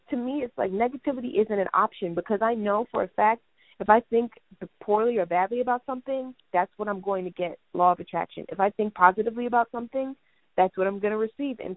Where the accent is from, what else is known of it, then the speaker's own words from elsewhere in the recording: Jamaica; I'm Jamaican